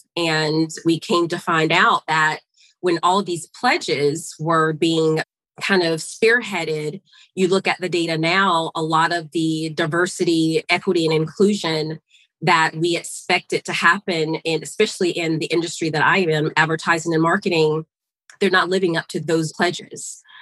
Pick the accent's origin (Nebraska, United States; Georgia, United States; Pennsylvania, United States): Georgia, United States; Augusta; moved away as an adult; So, I am a Georgia girl, born and raised. I was raised in Augusta, Georgia, home of the, the Masters